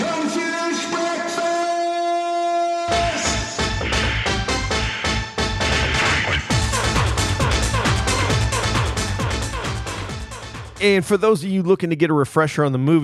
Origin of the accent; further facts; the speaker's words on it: Iowa, United States; Fellow Iowans